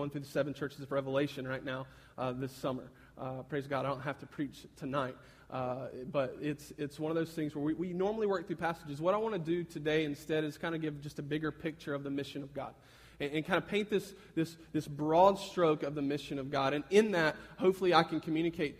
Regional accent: Fountain Inn, South Carolina, United States; now in Columbia, United States; I'm originally from Fountain Inn

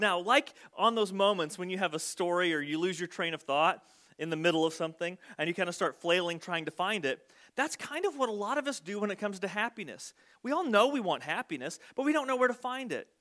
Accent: Southern Illinois, United States; accent: twang; I was from Southern Illinois and I had apparently a bit of a twang to my voice

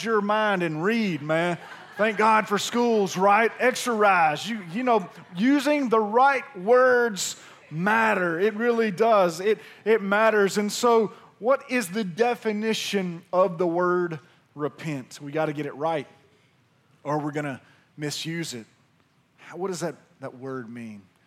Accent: Pearl, Mississippi, United States; I'm from Pearl, Mississippi

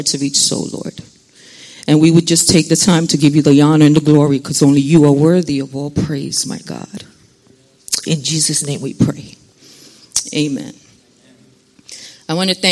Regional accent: New York City, New York, United States; moved away as an adult; now in New Jersey, United States; I was born and raised in New York City

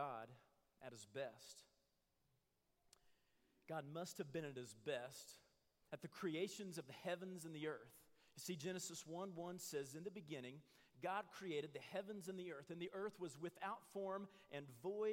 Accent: Midwest, United States; I grew up in the Midwest, and it's full of oak

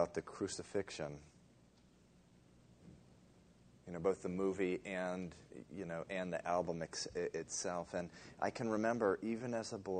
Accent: Dover, Massachusetts, United States; a little boy of 7 or 8, growing up in Dover, Massachusetts

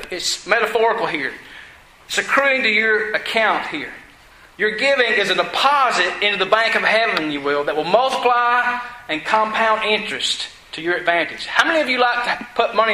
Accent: Georgia, United States; I was from Georgia. I had an accent.

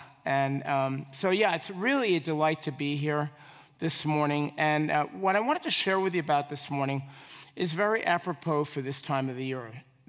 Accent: New York City, New York, United States; was very special to me as I was growing up as a boy in New York City. Now, I bet you couldn't tell, I'm originally from New York, right?

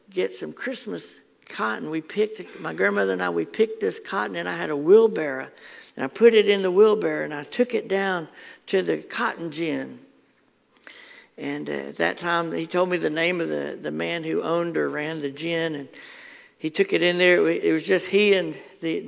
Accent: Athens, Alabama, United States; my family had the farm in Athens or near Athens

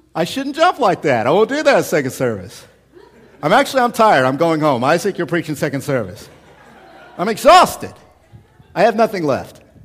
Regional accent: United States; we're American.

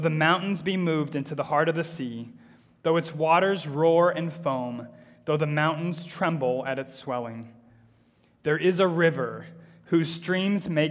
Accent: United States; moved away; when I was growing up in America

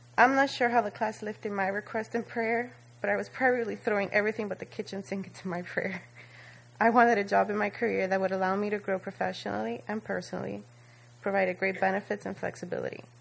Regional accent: Dominican Republic; first language Spanish; English is a second language; moved away; learning my culture, speaking my native tongue so fluently.

